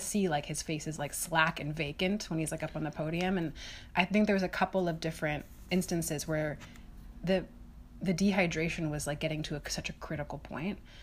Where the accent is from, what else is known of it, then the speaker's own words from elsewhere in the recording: United States; as an American